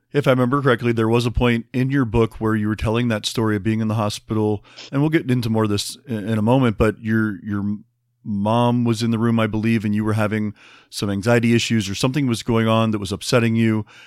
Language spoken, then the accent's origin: English; Midwest, United States; I'm from the Midwest